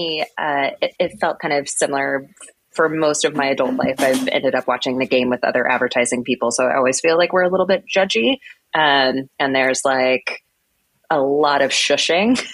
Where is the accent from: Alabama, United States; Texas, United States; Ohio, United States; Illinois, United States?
Texas, United States; Plano; moved away; also born or lived in New Jersey; I grew up in Texas, so American football is kind of a religion